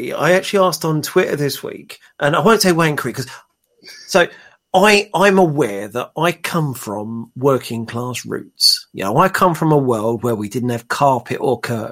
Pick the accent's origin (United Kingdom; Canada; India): United Kingdom; London; moved away as an adult; now in Kent, United Kingdom; I'm from North London